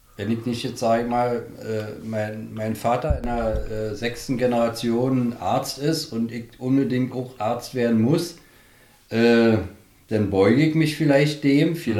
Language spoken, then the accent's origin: German; Berlin, Germany; moved away as an adult; now in Strausberg, Germany; bin ja Berliner. Aufgewachsen, wie gesagt, in Berlin. Immer in Berlin.